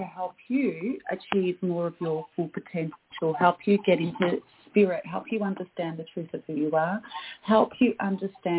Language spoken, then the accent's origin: English; Australia; also born or lived in Canada; I am Australian.